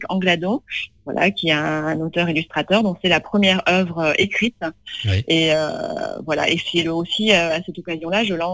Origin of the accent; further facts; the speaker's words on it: Tulle, Nouvelle-Aquitaine, France; À, à, Tulle, voilà, j'ai grandi donc euh, vraiment dans une, ville de province, euh, voilà, la campagne.